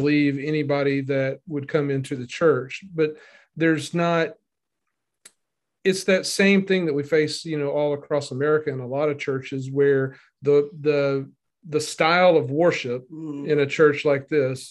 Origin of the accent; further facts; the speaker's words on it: Northeast Arkansas, United States; now in Memphis, United States; I grew up in Northeast Arkansas